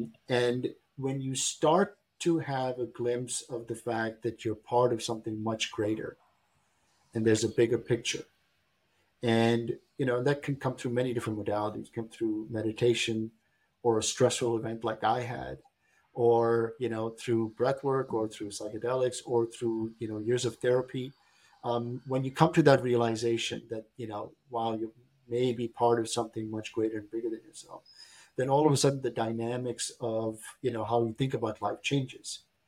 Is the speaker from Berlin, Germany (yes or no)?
yes; Berlin, Germany; I grew up in Berlin, Germany. My father was posted there as a diplomat. I went to high school in Berlin, but we used to live in East Berlin.